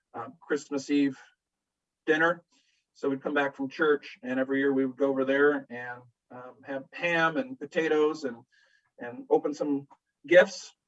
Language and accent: English; Sylvania, Ohio, United States; also born or lived in Tampa, Florida; I was born in Tampa. I was raised in Sylvania